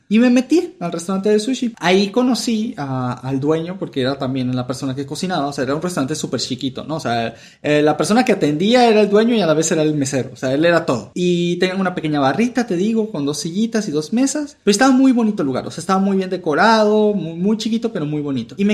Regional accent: Venezuela; also born or lived in Mexico; now in United States; yo, su servidor, soy un venezolano que vivió la mitad de su vida en México y que ahora se encuentra en Estados Unidos.

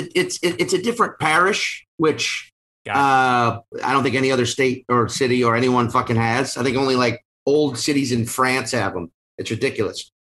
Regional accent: Chalmette, Louisiana, United States; now in New York, United States; I'm originally from Chalmette, Louisiana, which is like the Staten Island of New Orleans

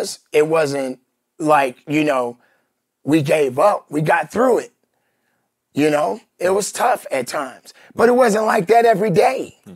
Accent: Chicago, Illinois, United States; I'm from Chicago

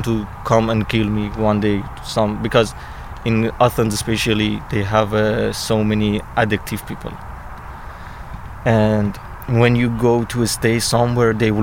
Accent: Iran; English is a second language; moved away as an adult; now in United Kingdom; I'm from Iran. In Iran, really, I had a good life.

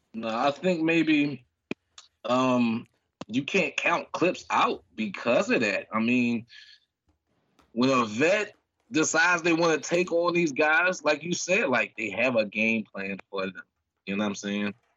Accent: Philadelphia, Pennsylvania, United States; I'm from the streets, man. I'm from North Philly

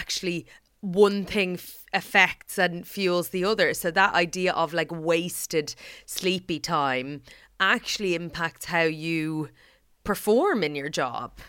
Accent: Ireland; As an Irish person

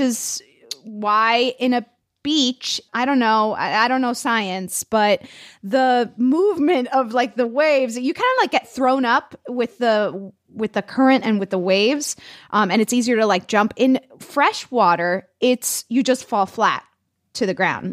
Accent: Florida, United States; English is a second language; I'm from Florida

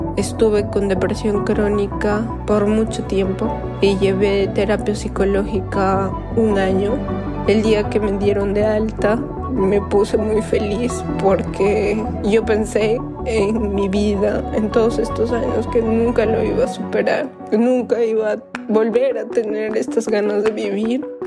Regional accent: Cusco, Peru; de Cusco, Perú

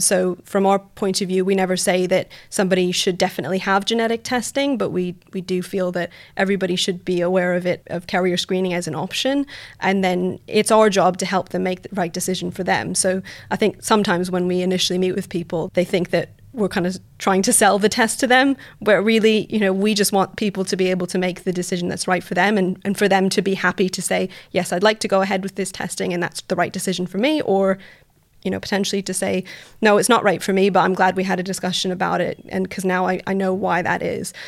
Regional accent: Canada; moved away as an adult; now in United Kingdom; I'm originally from Canada. You'll hear from my voice.

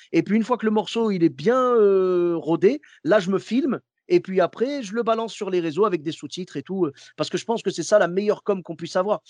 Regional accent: Clermont-Ferrand, Auvergne-Rhône-Alpes, France; moved away; je suis de Clermont-Ferrand à la base

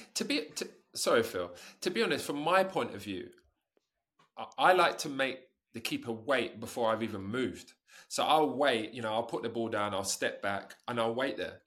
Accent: England, United Kingdom; moved away as an adult; also born or lived in Italy / Japan; I'm from England

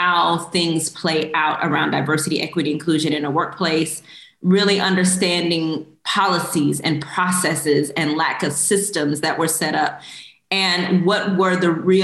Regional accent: Houston, Texas, United States; also born or lived in Korea; I grew up in Houston, Texas

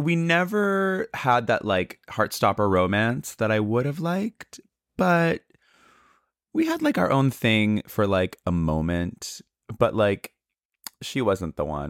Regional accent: San Francisco, California, United States; also born or lived in Canada; So I was born in Canada, and I moved to the States in my youth. At the age of three, I lived in San Francisco.

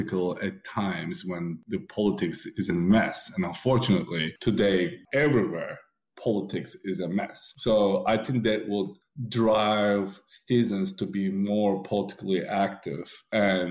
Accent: Istanbul, Turkey; moved away as an adult; now in United States; Growing up in Istanbul, also a great experience, because Istanbul is very cosmopolitan city.

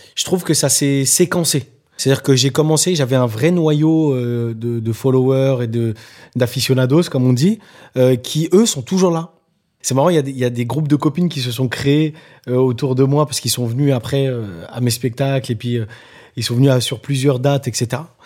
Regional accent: Nantes, Pays de la Loire, France; now in Paris, France; là où j'ai grandi, euh, à Nantes, ou Dervalière

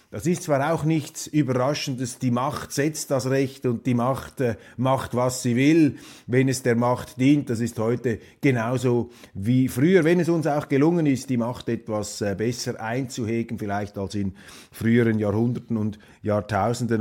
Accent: Switzerland; als Schweizer bin ich ja x-fach gesegnet, wie da in unserem Kleinstaat hinter den sieben Bergen

